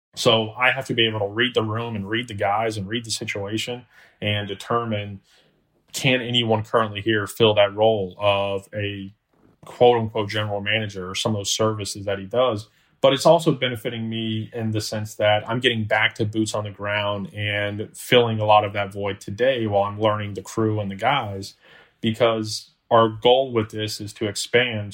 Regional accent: Orlando, Florida, United States; also born or lived in Alabama; born and raised in Orlando, Florida

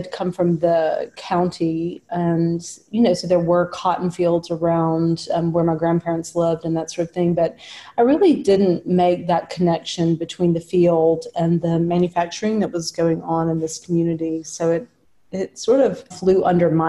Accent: Florence, Alabama, United States; I live within a few blocks of the house I was raised in and very close to my family. So this is my hometown where I grew up.

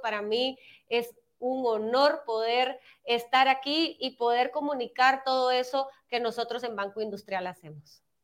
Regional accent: Guatemala; nosotros como guatemaltecos

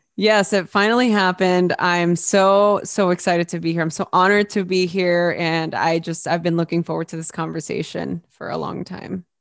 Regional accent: Los Angeles, California, United States; I grew up in East Los Angeles during a very chaotic time

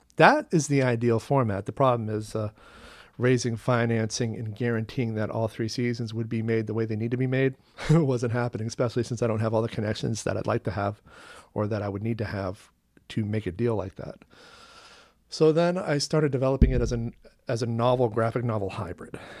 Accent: Long Island, Maine, United States; also born or lived in Portland, Maine / Westbrook, Maine; my hometown is Long Island, Maine, which is in Casco Bay in the Gulf of Maine.

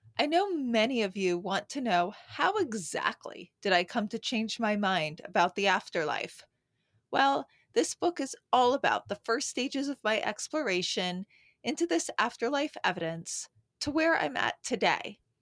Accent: New York City, New York, United States; I'm a New Yorker

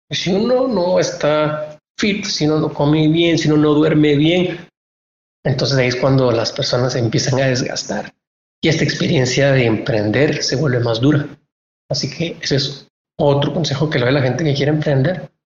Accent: Guatemala; los guatemaltecos somos todos

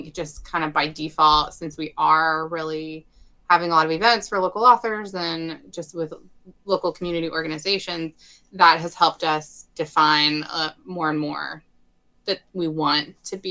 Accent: Bentonville, Arkansas, United States; also born or lived in Fayetteville, Arkansas; I grew up in Bentonville, which is about 30 miles north

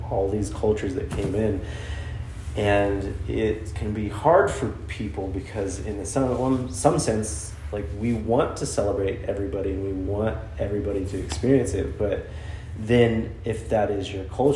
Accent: Austin, Texas, United States; moved away; I am from Austin

